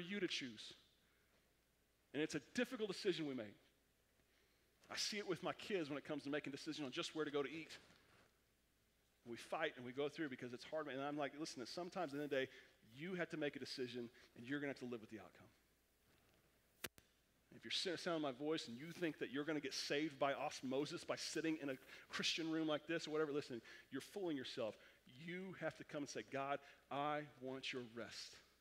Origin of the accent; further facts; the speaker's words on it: Oklahoma, United States; I'm from Oklahoma